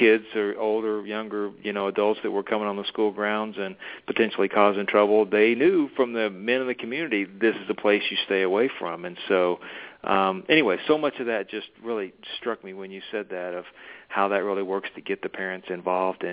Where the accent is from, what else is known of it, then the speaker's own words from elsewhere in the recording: Arkansas, United States; I grew up in Arkansas.